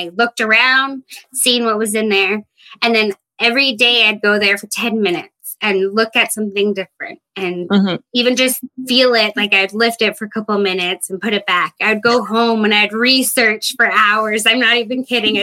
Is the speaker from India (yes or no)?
no; Fraser Lake, British Columbia, Canada; moved away as an adult; now in Williams Lake, Canada; I am from Fraser Lake, BC, but currently living in Williams Lake, BC